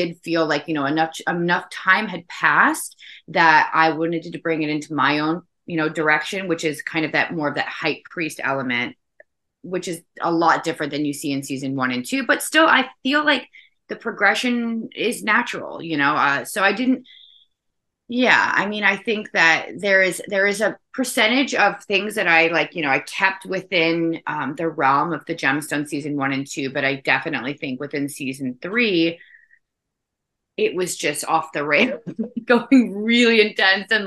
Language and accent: English; the South, United States; I am from the South